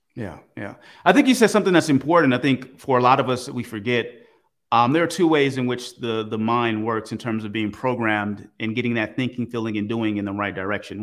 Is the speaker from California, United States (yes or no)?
yes; Oakland, California, United States; I grew up in Oakland, California, pretty rough place